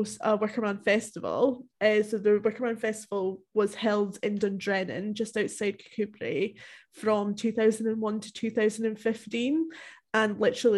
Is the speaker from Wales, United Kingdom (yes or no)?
no; Dumfries and Galloway, Scotland, United Kingdom; it's actually mostly filmed in the area that I grew up in Scotland